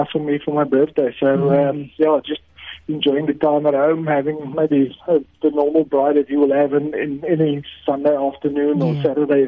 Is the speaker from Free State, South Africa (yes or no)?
yes; Free State, South Africa; also born or lived in Windhoek, Namibia; I was born in Windhoek, Namibia, a long time ago, and then moved to the Free State when I was 4 years old